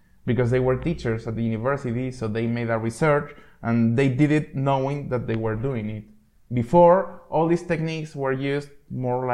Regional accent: Spain; moved away as an adult; now in Czech Republic; I am Spanish. I am from Spain. But I never thought about my Spanish hood when I was living in Spain. The first time I thought about my Spanish hood is when I emigrated to Czech Republic.

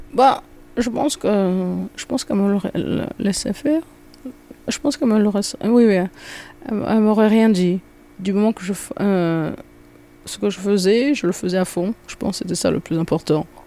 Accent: Nice, Provence-Alpes-Côte d'Azur, France; je suis né à Nice

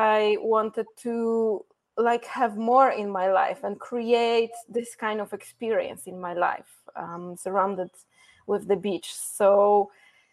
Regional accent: Poland; English is a second language; moved away as an adult; also born or lived in Iceland / Mexico; the little girl from Poland

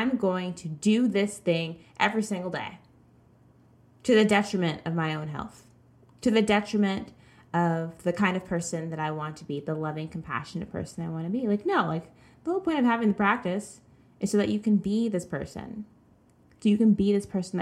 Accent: the South, United States; I grew up in the South

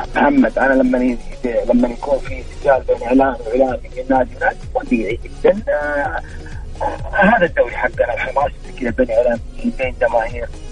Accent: Saudi Arabia; احنا كجمهور سعودي

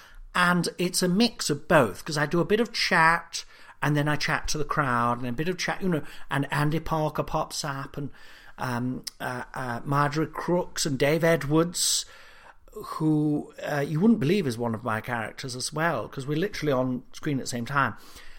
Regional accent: Nottingham, East Midlands, United Kingdom; Because I'm from Nottingham, I've never managed to properly pronounce the U sound, you know.

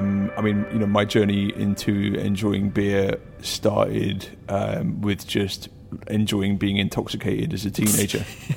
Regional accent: North East England, United Kingdom; accent: Geordie; You know, you can't tell from my accent. It got bullied out of me when I was seven, but I'm a Geordie, and my dad loved Newcastle Brown Ale.

